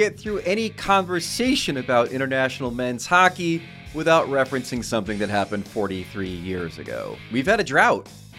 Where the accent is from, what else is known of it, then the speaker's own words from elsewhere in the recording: United States; As an American, I am authorized to make this trade.